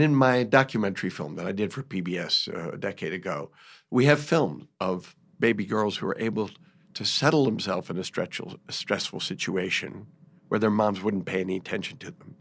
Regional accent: New York, United States; I had it growing up in New York

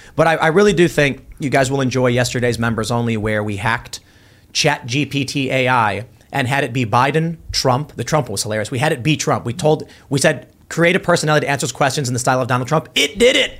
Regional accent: Chicago, Illinois, United States; moved away; Oh, South Side by Midway

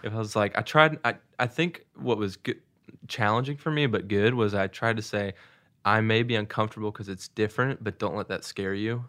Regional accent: Seattle, Washington, United States; also born or lived in Saint Louis, Missouri / Missouri; now in Nashville, United States; I grew up in Seattle, but then moved to Saint Louis and then have been at school at University of Missouri

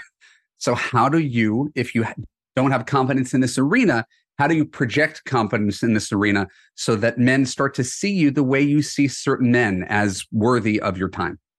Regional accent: New York, United States; moved away as an adult; now in Los Angeles, United States; I'm originally from New York. I've spent most of my adult life in Los Angeles

